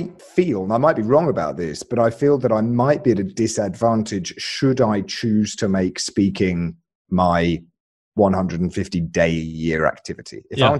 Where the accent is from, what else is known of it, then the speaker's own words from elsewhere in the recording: Alabama, United States; born there; Right. So I was born in Alabama, and I realized that when I spoke with this accent instead, my rates just went through the roof.